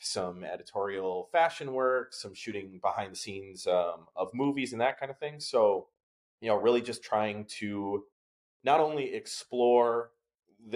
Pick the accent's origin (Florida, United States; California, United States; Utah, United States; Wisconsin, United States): Wisconsin, United States; now in New Haven, United States; I'm from Wisconsin, I mentioned that, but like small town, one grocery store in the whole like county kind of thing